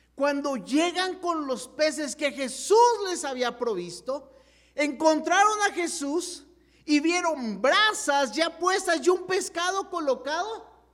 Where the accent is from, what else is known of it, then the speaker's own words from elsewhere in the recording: Chihuahua, Mexico; nos fuimos a un campamento, la iglesia Gerrela en Chihuahua